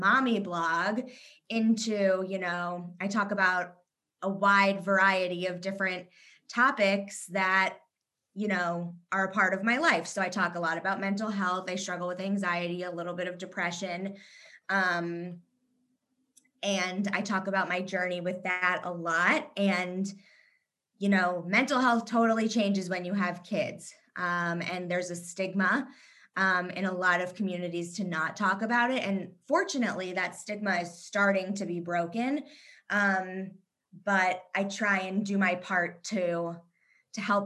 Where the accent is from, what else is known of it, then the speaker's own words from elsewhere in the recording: Kentucky, United States; moved away as an adult; also born or lived in Indiana / Israel / New York; now in Chicago, United States; I was born in Kentucky, actually, so I'm a Southern girl at heart